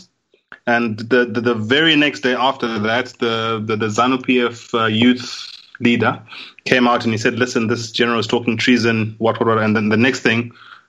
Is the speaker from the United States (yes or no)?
no; Zimbabwe